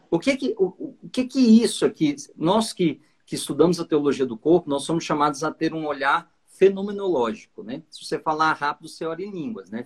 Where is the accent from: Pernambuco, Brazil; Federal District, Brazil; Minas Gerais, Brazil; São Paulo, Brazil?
Minas Gerais, Brazil; Patos de Minas; accent: mineiro; sotaque mineiro, eu sou lá de Patos de Minas.